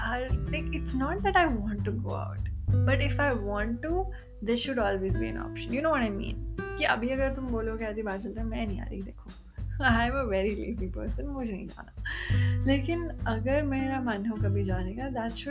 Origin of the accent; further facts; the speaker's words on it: Delhi, India; मैं मैं दिल्ली से हूँ और दिल्ली में भी नॉर्थ दिल्ली जहाँ पे नौ बजे के बाद तो मुझको रिक्शा विक्शा भी नहीं मिला करता था